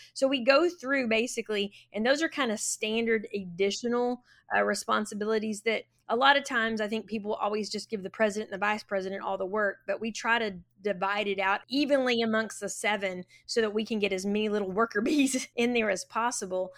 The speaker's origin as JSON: {"language": "English", "town": "Florence", "region": "Texas", "country": "United States", "tie": "born or raised there", "said": "I went K through twelve at Florence High School, and then went to Tarleton State University, and then, uh, came back to Florence"}